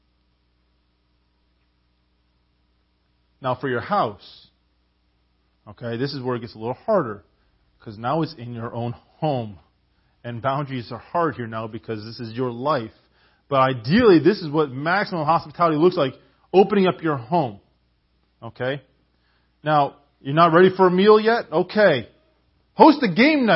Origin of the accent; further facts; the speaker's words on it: Canada; I'm a Canadian